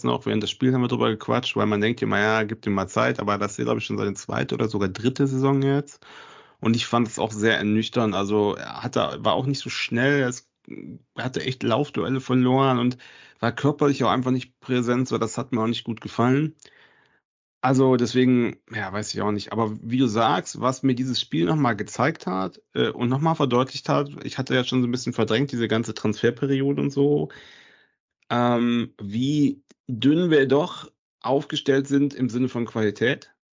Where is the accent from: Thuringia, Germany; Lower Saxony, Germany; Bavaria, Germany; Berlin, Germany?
Lower Saxony, Germany; Osnabrück; ich komme zum Glück aus Osnabrück oder so heißt das.